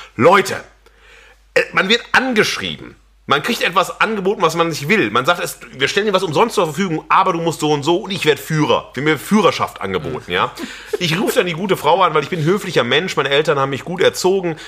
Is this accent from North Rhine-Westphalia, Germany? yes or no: yes; Xanten, North Rhine-Westphalia, Germany; also born or lived in Wesel; meine äh, Schuljahre waren in Xanten am Niederrhein